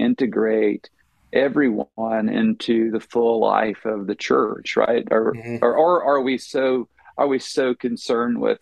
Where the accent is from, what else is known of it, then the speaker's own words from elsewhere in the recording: Virginia, United States; moved away as an adult; also born or lived in Oklahoma / Wisconsin / Illinois; now in Cleveland, Tennessee, United States; I grew up in Virginia